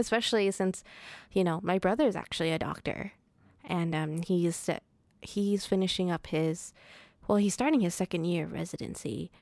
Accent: Providence, Rhode Island, United States; I was born and raised in Providence

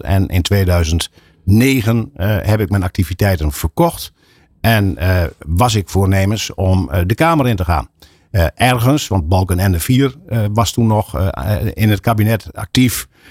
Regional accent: Assen, Drenthe, Netherlands; we komen ook uit Assen wonen in Assen

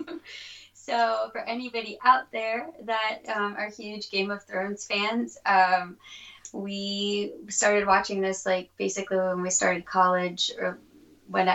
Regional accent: Florida, United States; moved away as an adult; also born or lived in Miami, Florida / Oklahoma; now in Washington, United States; I'm born and raised in Florida

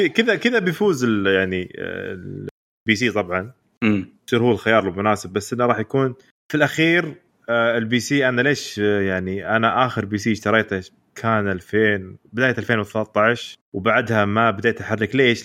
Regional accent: Saudi Arabia; حنا يا سعوديين

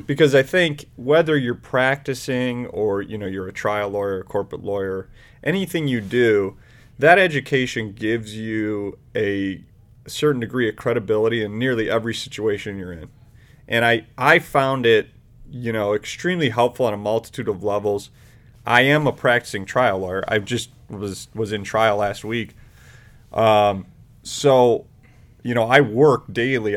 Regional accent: Independence, Ohio, United States; also born or lived in Chicago; In, Independence

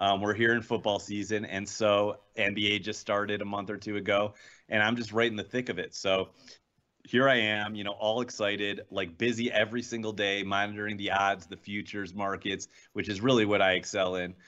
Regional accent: Cleveland, Ohio, United States; I'm from Cleveland

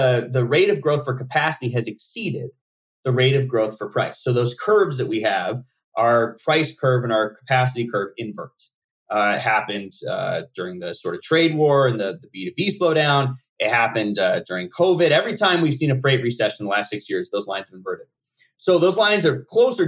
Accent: Nevada, United States; where I grew up in Nevada

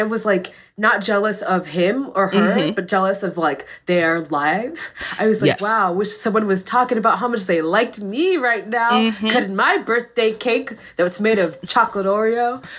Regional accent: Massachusetts, United States; moved away; I'm from Massachusetts.

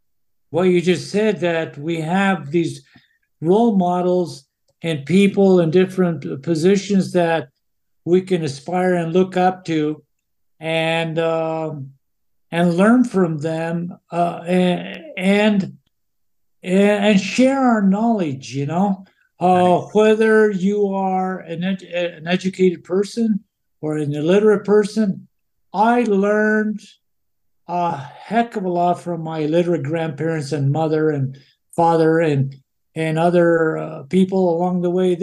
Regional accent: Mora, New Mexico, United States; moved away as an adult; growing up in Mora

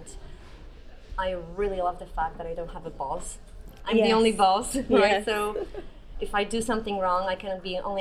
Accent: Poland; English is a second language; I come from Poland and I live in Toruń

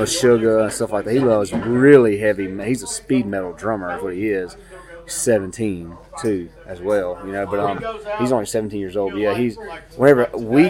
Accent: Mississippi, United States; We're from Mississippi. We're Southern boys

